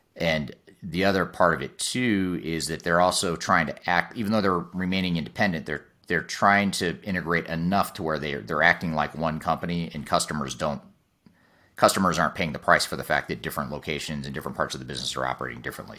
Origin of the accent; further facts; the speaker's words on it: United States; as an American